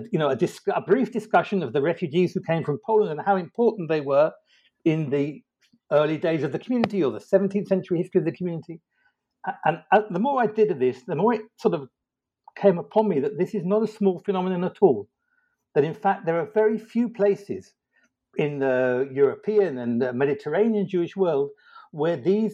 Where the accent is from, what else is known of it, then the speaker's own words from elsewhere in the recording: London, United Kingdom; moved away as an adult; also born or lived in Oxford / Israel; now in United States; I was born in London and educated there.